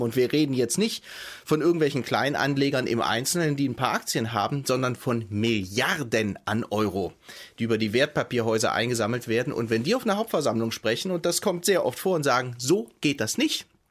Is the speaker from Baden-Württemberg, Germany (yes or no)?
yes; Stuttgart, Baden-Württemberg, Germany; ich komme aus Stuttgart gebürtig. Ich weiß, dass der, ähm, der Wohlstand meiner Heimatstadt untrennbar verbunden ist